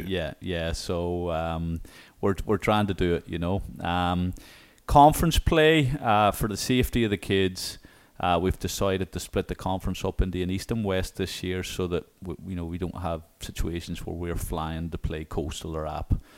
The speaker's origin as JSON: {"language": "English", "town": "Newcastle", "region": "Northern Ireland", "country": "United Kingdom", "tie": "born or raised there", "moved": "yes", "lives_now": "Little Rock, United States", "said": "the Royal County Down, um, in my hometown"}